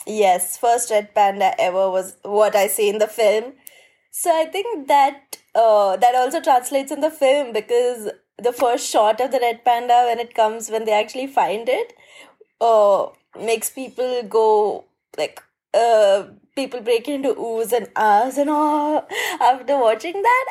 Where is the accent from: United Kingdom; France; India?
India; I'm from India and I'm a conservation filmmaker